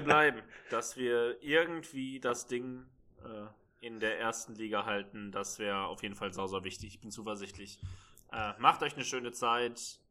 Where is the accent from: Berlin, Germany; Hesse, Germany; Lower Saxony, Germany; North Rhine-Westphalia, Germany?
Berlin, Germany; ich als Berliner, der nicht weit weg der Alten Försterei ist